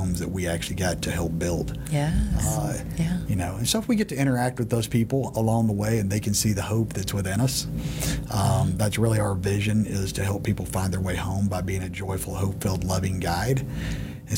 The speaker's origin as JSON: {"language": "English", "region": "Texas", "country": "United States", "tie": "born or raised there", "said": "I had born and bred in Texas"}